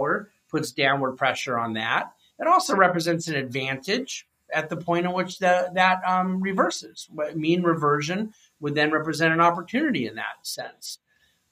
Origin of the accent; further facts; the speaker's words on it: United States; I'm an American.